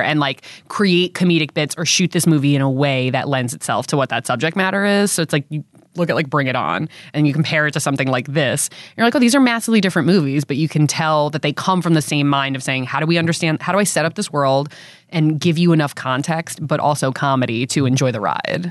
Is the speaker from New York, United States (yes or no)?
yes; South Shore, Long Island, New York, United States; I'm from South Shore, Long Island.